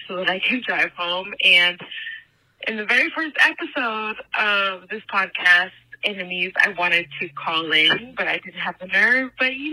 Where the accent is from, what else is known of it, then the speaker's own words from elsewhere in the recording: Nebraska, United States; I was born in Nebraska.